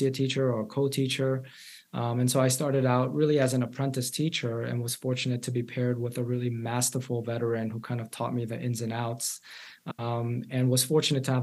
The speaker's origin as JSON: {"language": "English", "town": "New York City", "region": "New York", "country": "United States", "tie": "born or raised there", "said": "I grew up in New York City public schools"}